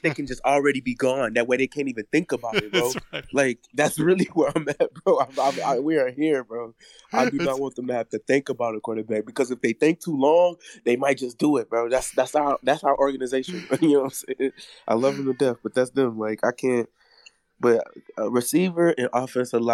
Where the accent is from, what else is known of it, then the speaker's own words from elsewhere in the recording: New Orleans, Louisiana, United States; now in Atlanta, United States; I'm from New Orleans, from West Bank. I moved out here during Katrina, and I've lived in Atlanta ever since